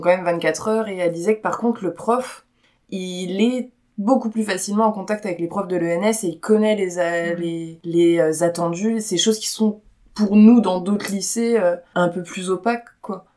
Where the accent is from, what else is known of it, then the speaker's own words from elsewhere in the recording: Belfort, Bourgogne-Franche-Comté, France; j'ai grandi vers Belfort